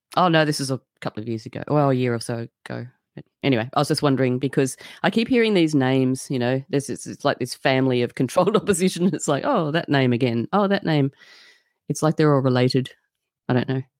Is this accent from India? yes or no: no; Australia; I'm just an Australian